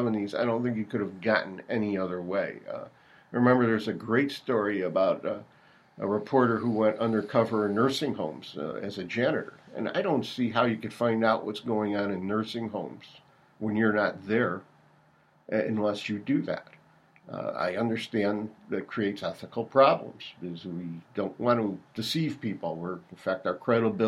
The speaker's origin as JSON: {"language": "English", "town": "Chicago", "region": "Illinois", "country": "United States", "tie": "born or raised there", "said": "I grew up in Chicago on the Southwest Side in the Bogan High School community"}